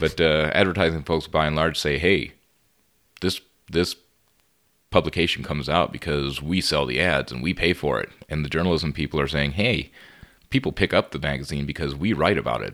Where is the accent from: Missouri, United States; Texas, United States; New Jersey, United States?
Texas, United States; Laredo; moved away as an adult; also born or lived in San Marcos, Texas; I grew up in Laredo, Texas, and moved to San Marcos to finish up my degree